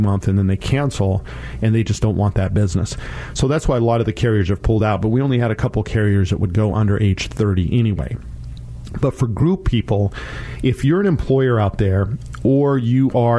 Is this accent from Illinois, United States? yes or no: no; Colorado, United States; now in Washington, United States; That's my home state